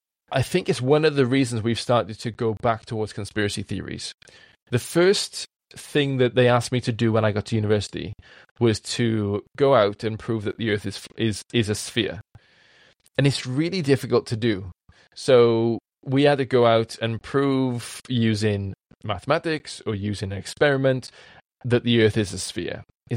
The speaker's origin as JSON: {"language": "English", "region": "Wales", "country": "United Kingdom", "accent": "strong Welsh", "said": "Code switching is something that I do as a Welshman with a strong accent that needs to be heard by other people."}